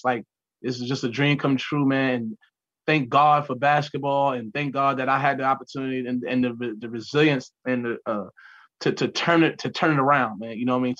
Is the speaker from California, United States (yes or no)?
no; New York City, New York, United States; I'm from New York City.